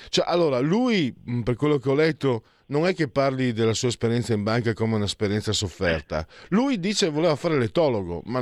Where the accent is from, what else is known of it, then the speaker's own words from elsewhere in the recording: Italy; now in Milan, Italy; Io che sono un immigrato, vengo da Friuli Veneto, posso anche capirlo.